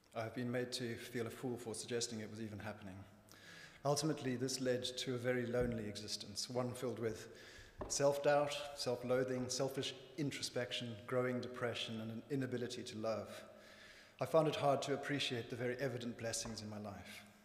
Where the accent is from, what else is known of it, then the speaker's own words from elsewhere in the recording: northern Zimbabwe, Zimbabwe; If you can't quite place my accent, I was born in Zimbabwe, when it was known as Rhodesia, and grew up on a farm in the north of the country.